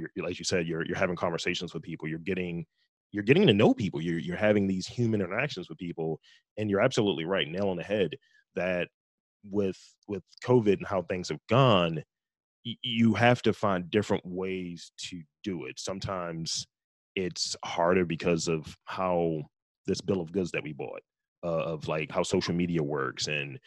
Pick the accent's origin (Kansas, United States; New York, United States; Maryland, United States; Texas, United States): Maryland, United States; Baltimore; I'm from Baltimore, East Baltimore to be specific.